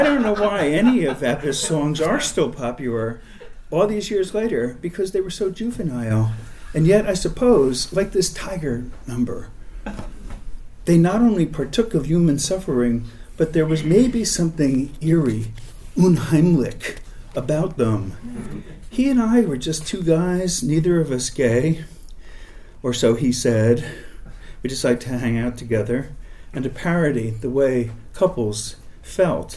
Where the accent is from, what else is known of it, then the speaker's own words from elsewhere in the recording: Hicksville, United States; moved away; I was from Hicksville. Literally, that's the town I was born